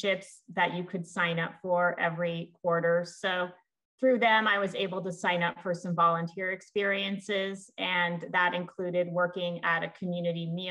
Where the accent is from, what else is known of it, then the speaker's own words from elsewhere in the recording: California, United States; moved away; I grew up in California